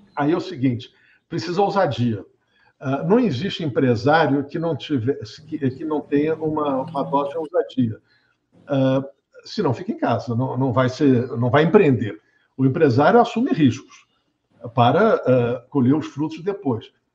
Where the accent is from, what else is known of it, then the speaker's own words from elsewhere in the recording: Brazil; eu brasileiro